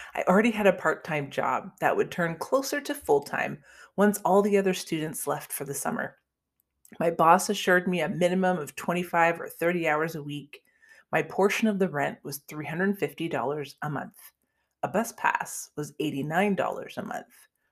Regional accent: Canada; I'm actually Canadian

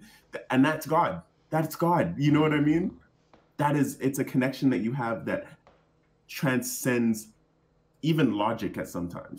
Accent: Jamaica; so I'm black and I'm in from Jamaica, and my people, the tribe that kind of I have roots in, they're called the Maroons.

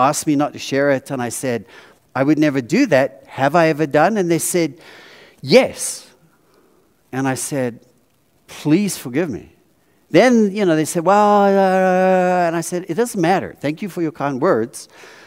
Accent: South Africa; now in United States; I grew up in South Africa with really good chocolate, Cadbury, serious, really good. And I came to America.

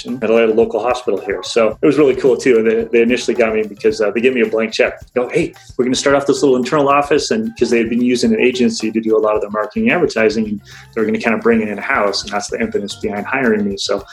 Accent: Alaska, United States; I was born and raised in Alaska

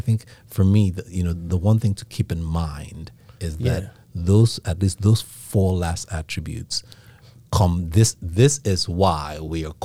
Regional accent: Nigeria; accent: Nigerian; You ain't gonna be able to fake that Nigerian accent.

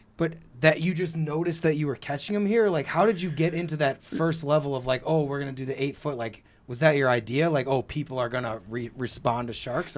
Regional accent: Missouri, United States; I'm from Missouri

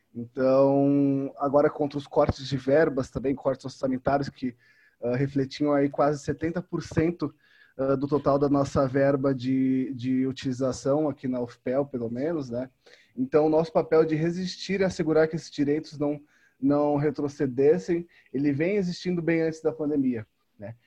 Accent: São Paulo, Brazil; now in Pelotas, Brazil; em São Paulo, onde eu nasci, onde eu cresci

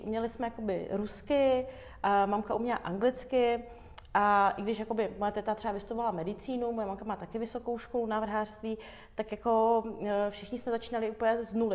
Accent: Frýdek-Místek, Moravian-Silesian Region, Czechia; also born or lived in Yerevan, Armenia / Moscow, Russia; pak jsme se ostěhovali do Frýdku místku eh, za mojí tetou

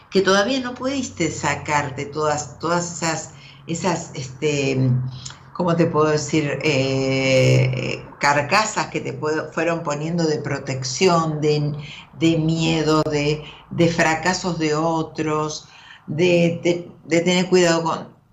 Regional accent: Río Negro, Argentina; Soy de Río Negro.

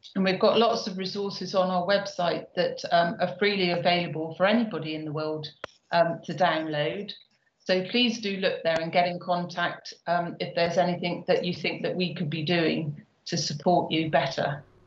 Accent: Bristol, South West England, United Kingdom; Bristol, uh, which is my hometown

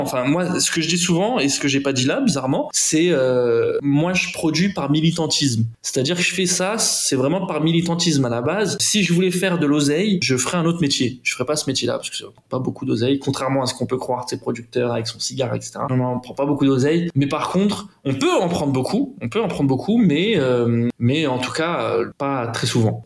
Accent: Aubervilliers, Île-de-France, France; moi j'ai grandi à Aubervilliers. Voilà, j'ai fait un parcours classique là-bas, collège, euh, lycée à Aubervilliers

